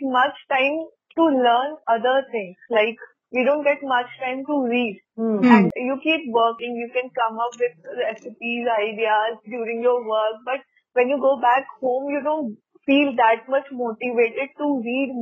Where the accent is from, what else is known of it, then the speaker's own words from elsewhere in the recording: Haridwar, Uttarakhand, India; moved away as an adult; So, then I'm in my hometown. I'm from Haridwar.